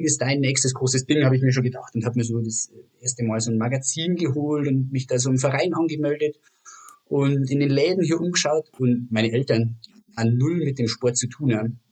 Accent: Germany; als Deutscher

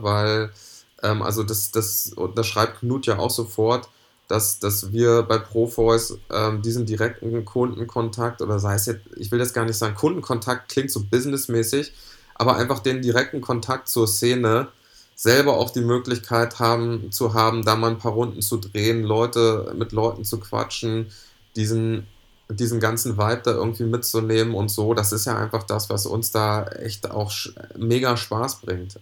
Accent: Lüneburg Heath, Lower Saxony, Germany; ich bin ähm, in der Lüneburger Heide groß geworden

